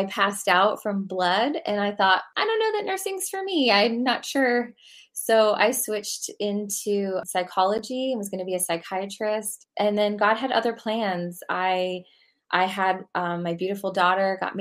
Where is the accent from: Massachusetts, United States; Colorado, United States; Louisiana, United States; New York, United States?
New York, United States; we lived in this suburban town outside of New York, about 45 minutes north.